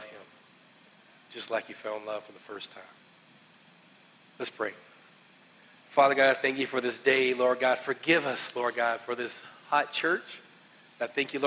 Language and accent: English; West Virginia, United States; I'm just trying to say I'm from West Virginia